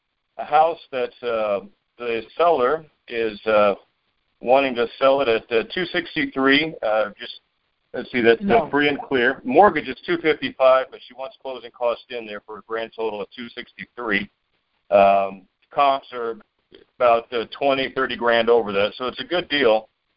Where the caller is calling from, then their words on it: Orlando, Florida, United States; Yeah, this is … here in Orlando.